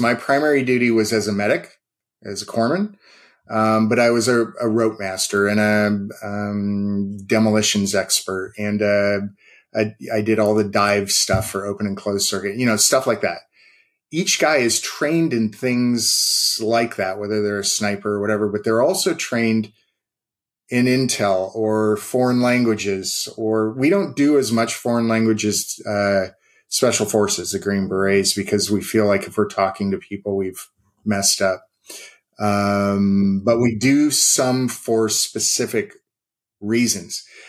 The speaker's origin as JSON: {"language": "English", "region": "West Coast", "country": "United States", "moved": "yes", "said": "I'm from the West Coast."}